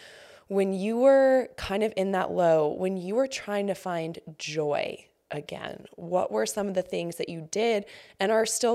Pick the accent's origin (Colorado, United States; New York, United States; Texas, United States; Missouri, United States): Colorado, United States; which was kind of similar to me growing up in Colorado.